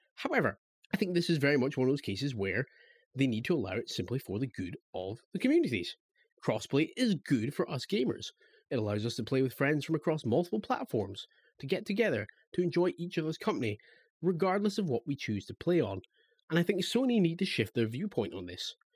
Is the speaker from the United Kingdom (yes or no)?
yes; Scotland, United Kingdom; I'm a Scottish lad.